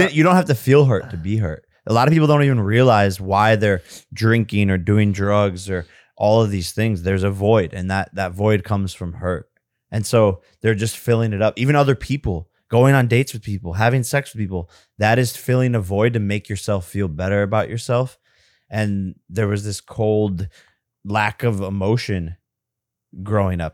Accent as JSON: {"language": "English", "town": "Westlake", "region": "Ohio", "country": "United States", "moved": "yes", "said": "we are both from Westlake, Ohio"}